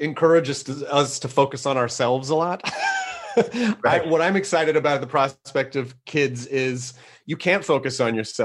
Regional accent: Tennessee, United States; I'm from Tennessee, which is not technically the Midwest

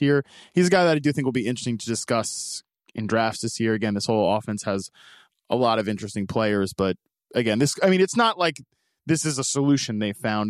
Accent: the South, United States; I grew up in the South

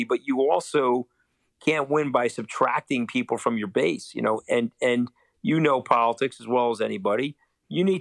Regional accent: New York, United States; I'm a New Yorker.

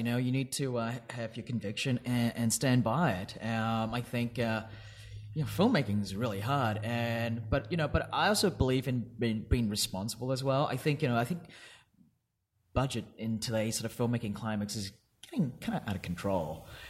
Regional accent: Perth, Western Australia, Australia; I grew up in Perth, yes.

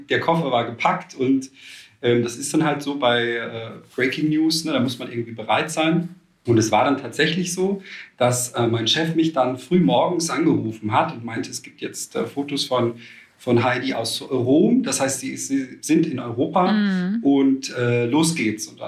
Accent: Austria; born or raised there; now in Cologne, Germany

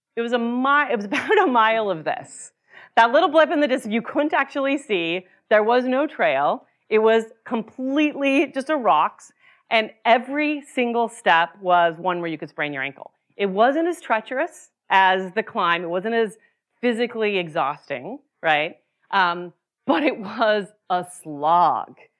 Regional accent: Utah, United States; moved away; I grew up in Utah

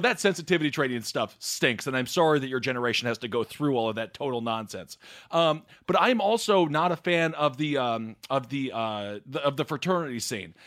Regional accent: Wisconsin, United States; I'm from Wisconsin

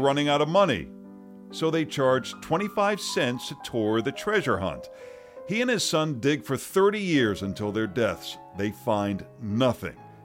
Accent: Lynn, Massachusetts, United States; Between Boston and Salem is my hometown of Lynn

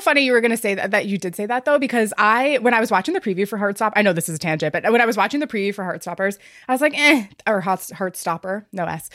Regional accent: New York, United States; I am from New York

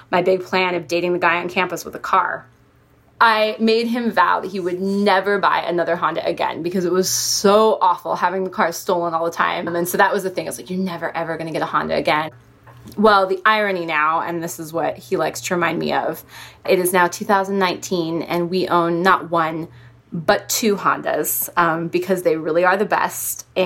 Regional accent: Washington, United States; Um, I'm from Washington State, but he's actually from Hawaii.

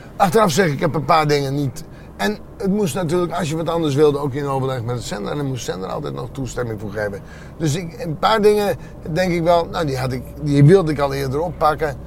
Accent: Friesland, Netherlands; born or raised there

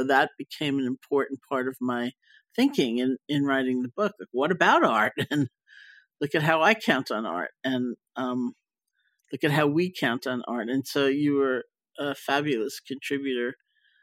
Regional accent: New York, United States; also born or lived in Barre; I was growing up in Washington Heights

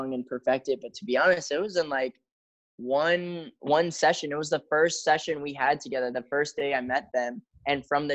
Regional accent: Chicago, Illinois, United States; now in Los Angeles, United States; flying back to my hometown, Chicago

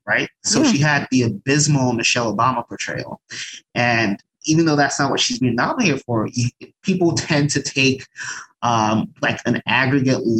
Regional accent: Nigeria; as a Nigerian

